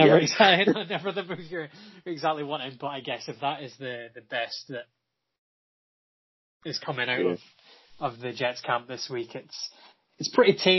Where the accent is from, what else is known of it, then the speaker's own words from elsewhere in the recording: United Kingdom; I'm British